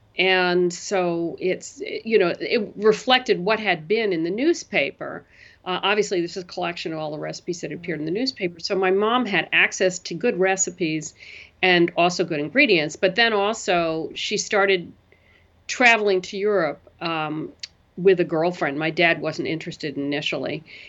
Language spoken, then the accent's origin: English; New York City, New York, United States; Loved it. It was the best period for New York. It was, you know, it was the 60s, 70s.